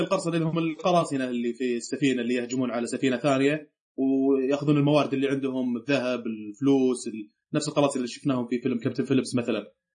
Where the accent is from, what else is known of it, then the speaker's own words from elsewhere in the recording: Saudi Arabia; عندنا في السعوديه